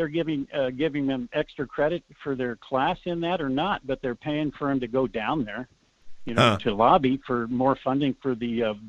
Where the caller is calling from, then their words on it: Anchorage, Alaska, United States; calling from Anchorage.